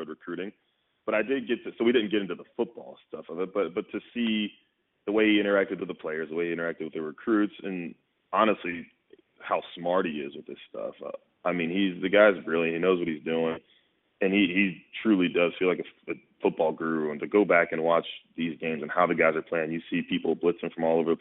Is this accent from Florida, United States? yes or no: yes; Jacksonville, Florida, United States; moved away; I'm from Jacksonville, Florida. I grew up going to watch Tebow, Chris Leak, all those guys in the swamp